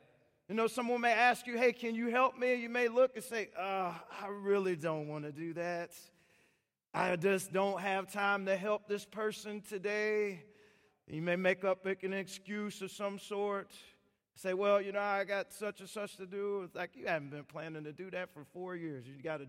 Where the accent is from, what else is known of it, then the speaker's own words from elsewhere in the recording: Washington, United States; And so I went, I come from Washington State, and my driver's license expired on my birthday.